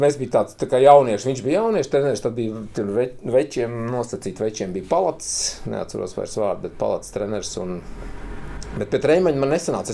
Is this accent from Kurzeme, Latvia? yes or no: yes; Kuldīga, Kurzeme, Latvia; now in Riga, Latvia; Es esmu kuldīgnieks